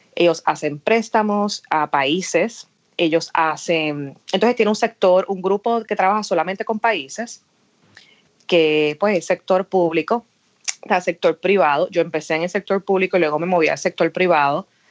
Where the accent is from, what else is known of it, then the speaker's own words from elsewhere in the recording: Aguadilla, Puerto Rico; moved away as an adult; now in Washington, D.C., United States; nací eh, y me crié en Aguadilla